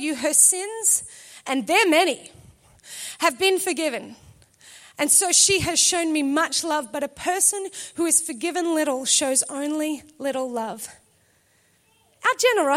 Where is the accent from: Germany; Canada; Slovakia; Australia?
Australia; We're Australian.